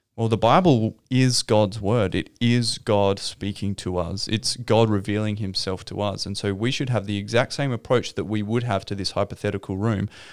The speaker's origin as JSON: {"language": "English", "town": "Victor Harbor", "region": "South Australia", "country": "Australia", "tie": "born or raised there", "also_born_or_lived": "Adelaide", "said": "I grew up in Victor Harbour. Mm-hmm. Down on the South Coast"}